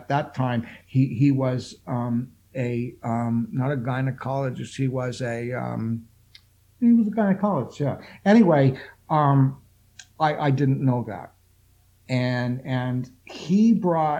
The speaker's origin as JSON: {"language": "English", "town": "Toronto", "region": "Ontario", "country": "Canada", "said": "here in Toronto, because I'm from Toronto"}